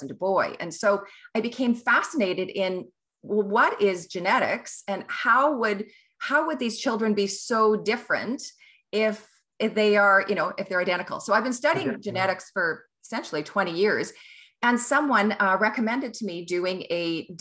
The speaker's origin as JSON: {"language": "English", "town": "Kelowna", "region": "British Columbia", "country": "Canada", "tie": "born or raised there", "also_born_or_lived": "Ottawa / New Zealand / England", "moved": "yes", "lives_now": "Vancouver, Canada", "said": "I am a Kelowna girl. That's where I grew up and lived in Ottawa, New Zealand, England, around the world"}